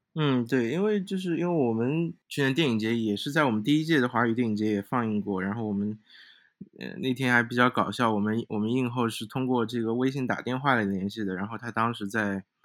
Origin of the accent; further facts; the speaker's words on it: Shanghai, China; 因为我自己是上海人